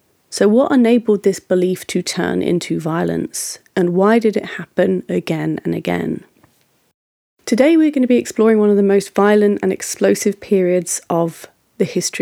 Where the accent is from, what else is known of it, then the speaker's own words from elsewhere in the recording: United Kingdom; As a Brit